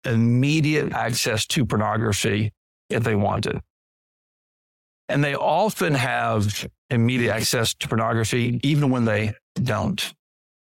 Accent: Deep South, United States; as a boy growing up in the Deep South, the Bible Belt culture

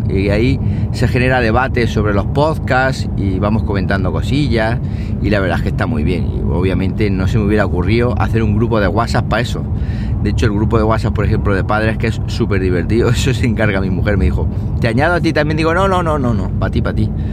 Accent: Siles, Andalusia, Spain; soy el administrador del grupo de Facebook de Siles, de mi pueblo

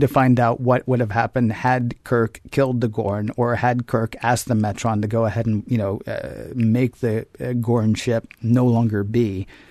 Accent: the South, United States; growing up in the South as a kid

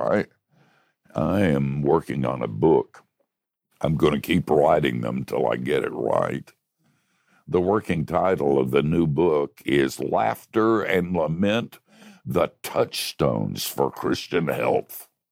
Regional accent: Oviedo, Florida, United States; my hometown of Oviedo

